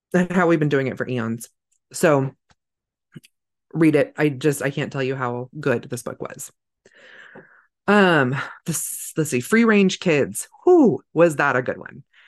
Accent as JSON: {"language": "English", "region": "California", "country": "United States", "tie": "born or raised there", "moved": "yes", "lives_now": "Idaho, United States", "said": "I grew up in California, but it was a very rural part of California"}